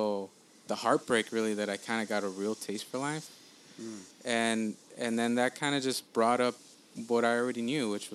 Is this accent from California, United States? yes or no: yes; LA County, California, United States; also born or lived in El Salvador; I'm from LA or I'm from, just LA County